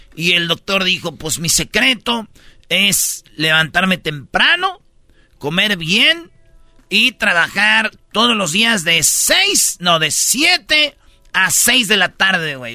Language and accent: Spanish; Michoacán, Mexico; mi maestra, güey, de quinto grado, allá en, en Michoacán, en mi pueblo